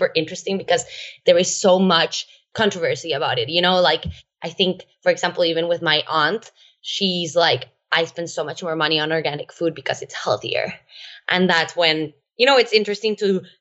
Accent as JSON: {"language": "English", "country": "Costa Rica", "tie": "born or raised there", "said": "I am actually Costa Rican. I was born and raised in Costa Rica"}